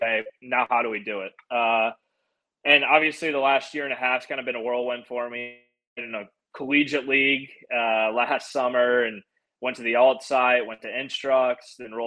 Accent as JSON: {"language": "English", "town": "St. Louis", "region": "Missouri", "country": "United States", "tie": "born or raised there", "moved": "yes", "lives_now": "Nashville, United States", "said": "I grew up in St. Louis"}